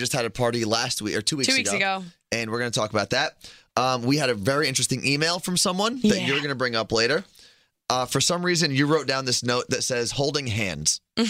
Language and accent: English; New Jersey, United States; we're both from Jersey.